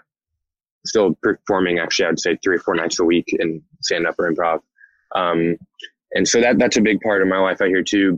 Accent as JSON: {"language": "English", "town": "Indianapolis", "region": "Indiana", "country": "United States", "tie": "born or raised there", "also_born_or_lived": "West Lafayette, Indiana", "moved": "as an adult", "lives_now": "Los Angeles, United States", "said": "I grew up in Indianapolis"}